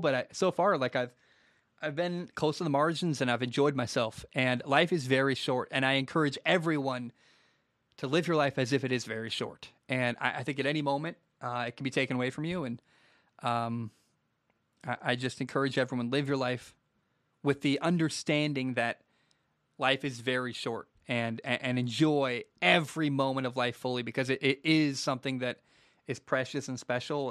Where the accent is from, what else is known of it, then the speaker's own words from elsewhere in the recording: Portland, United States; moved away; I grew up in Portland. I don't live there anymore.